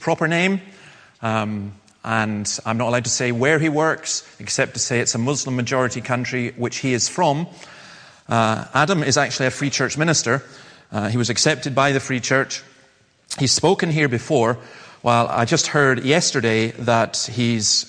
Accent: the Highlands, Scotland, United Kingdom; I come from the Highlands.

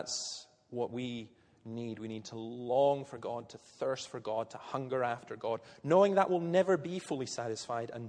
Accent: Scotland, United Kingdom; I'm Scottish

